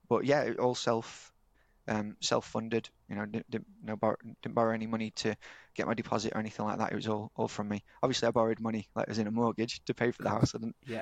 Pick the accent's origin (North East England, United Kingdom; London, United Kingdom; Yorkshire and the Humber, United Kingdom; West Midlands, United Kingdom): Yorkshire and the Humber, United Kingdom; I'm from Yorkshire